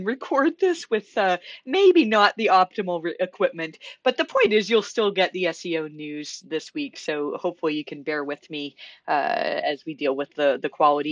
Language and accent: English; Canada; being very Canadian